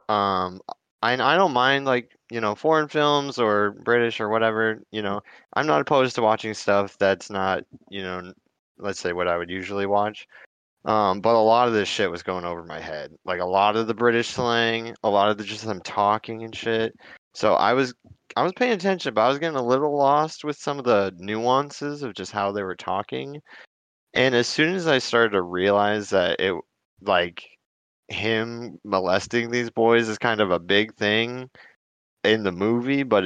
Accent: United States; I'm an American

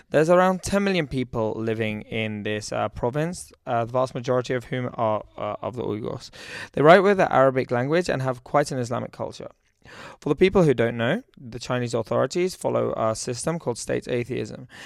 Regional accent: United Kingdom; moved away as an adult; also born or lived in Shenzhen, China; I'm from the United Kingdom.

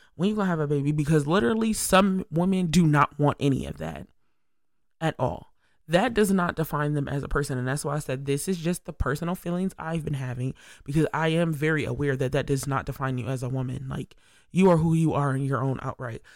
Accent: Syracuse, New York, United States; I'm just a regular, regular, schmegular girl from upstate New York, S Y in the building. And it's like, I'm just from Syracuse

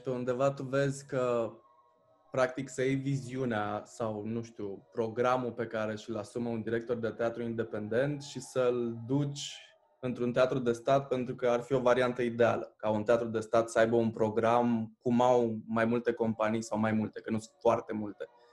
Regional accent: Târgu Neamț, Neamț County, Romania; suntem din Târgu Neamț

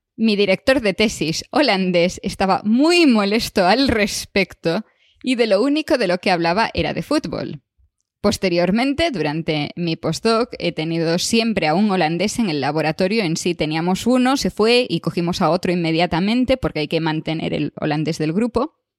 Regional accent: Galicia, Spain; moved away; yo soy gallega

